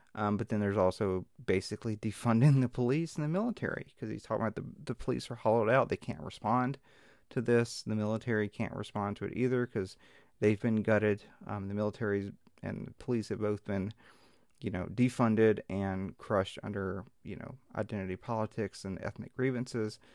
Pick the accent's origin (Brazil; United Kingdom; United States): United States; Mississippi Delta; I'm from the Mississippi Delta